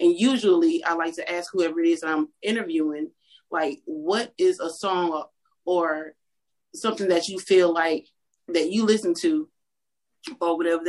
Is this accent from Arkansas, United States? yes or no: no; Louisiana, United States; now in Texas, United States; I'm from Louisiana.